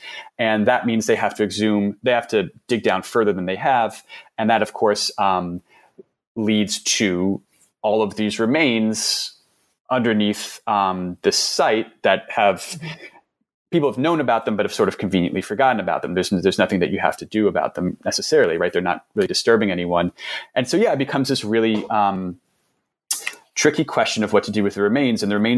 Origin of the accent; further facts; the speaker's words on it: New York City, New York, United States; So I'm from New York City, and it's this always sort of the turnover of businesses in New York City was always something I kind of like grumbled about when I was younger